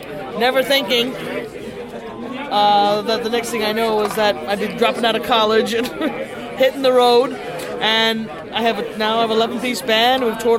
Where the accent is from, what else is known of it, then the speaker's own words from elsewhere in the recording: New York City, New York, United States; I'm from the Bronx.